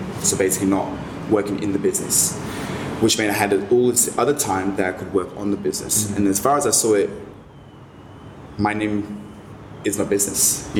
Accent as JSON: {"language": "English", "region": "London", "country": "United Kingdom", "lives_now": "Australia", "said": "You know, I came from London where it's dark and grey."}